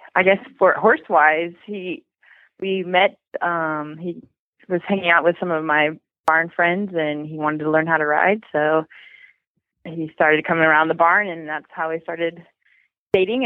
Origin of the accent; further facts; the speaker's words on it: Georgia, United States; moved away as an adult; also born or lived in Washington State; now in Washington, United States; We're actually from Georgia, but right now we're in Washington